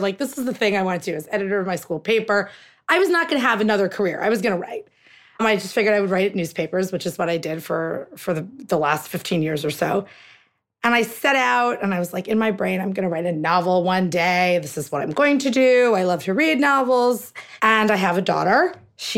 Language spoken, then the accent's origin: English; United States; So my parents are both from India. My husband is a turban-wearing Sikh, and his parents are both from India. So we are, you know, we're American. We're Indian-Americans